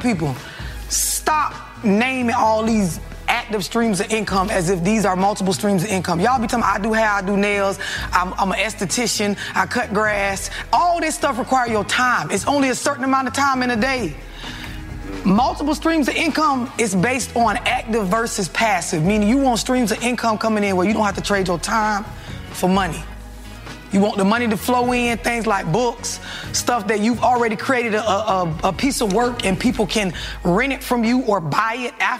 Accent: St. Petersburg, Florida, United States; I'm from St. Petersburg, Florida.

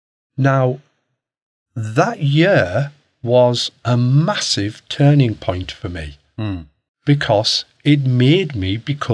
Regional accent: Hartlepool, North East England, United Kingdom; I'm from Hartlepool, up in the northeast.

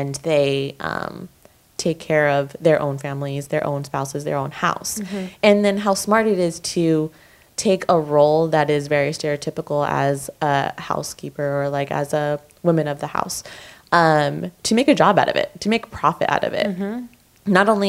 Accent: Orange County, California, United States; growing up in Orange County

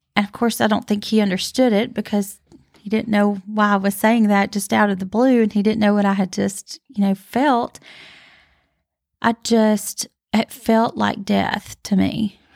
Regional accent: Northport, Alabama, United States; Northport, where we're from, and live

